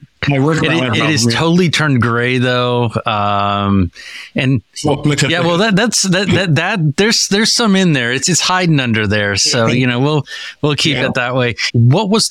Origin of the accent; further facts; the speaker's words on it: Clinton, Iowa, United States; I'm sitting in Clinton, Iowa right now, where I grew up